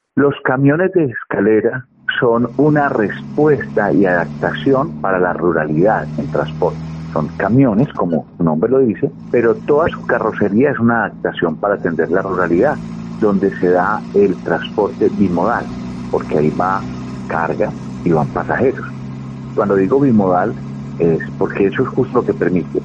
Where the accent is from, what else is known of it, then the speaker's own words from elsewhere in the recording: Andes, Antioquia, Colombia; mi pueblo, Andes, que es una belleza